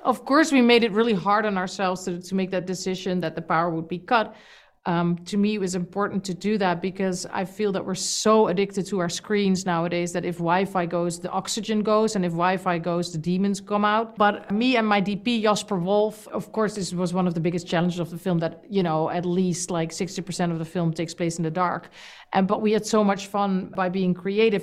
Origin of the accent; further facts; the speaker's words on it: Amsterdam, North Holland, Netherlands; In my country, I'm from Amsterdam, the Netherlands